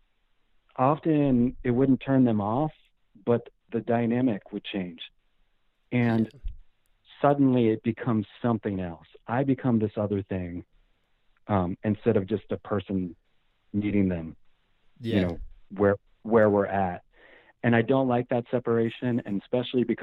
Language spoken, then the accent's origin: English; Oregon, United States; I would tell them I was from Oregon